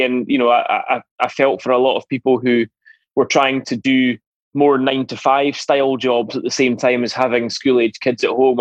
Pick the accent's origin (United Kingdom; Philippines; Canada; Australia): United Kingdom; Edinburgh, Scotland; also born or lived in Glasgow / Dundee; I was born in Edinburgh, grew up here in the southwest of the city in a place called Curry.